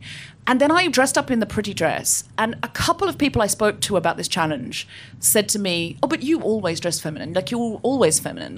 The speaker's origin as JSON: {"language": "English", "town": "Gold Coast", "region": "Queensland", "country": "Australia", "tie": "born or raised there", "said": "I grew up on the Gold Coast. I know I don't sound especially Australian, but I read a lot of Enid Blyton as a child, and I picked up the accent from the books."}